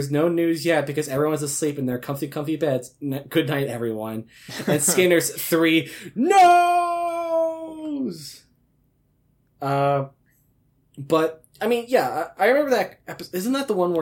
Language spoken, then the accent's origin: English; Colorado, United States; I grew up in Colorado.